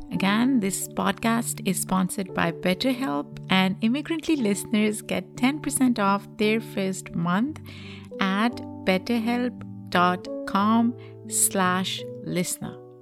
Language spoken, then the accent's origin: English; Pakistan; moved away as an adult; now in United States; growing up in Pakistan